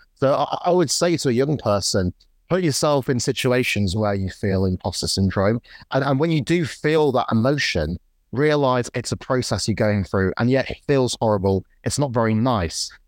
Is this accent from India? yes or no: no; Morley, Yorkshire and the Humber, United Kingdom; I grew up in Morley, which is a sort of post-industrial town in the U K. It's, it's between Leeds and, and Wakefield.